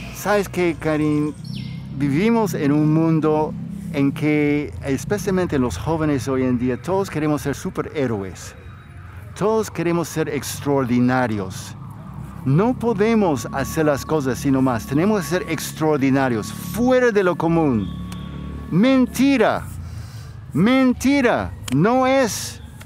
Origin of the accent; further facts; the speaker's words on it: United States; moved away; Yo crecí como niño en los Estados Unidos